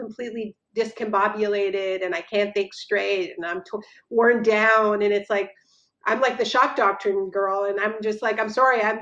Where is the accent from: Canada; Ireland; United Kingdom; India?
Canada; moved away as an adult; now in United States; I'm Canadian. I moved to this part of the world a year and almost 2 years ago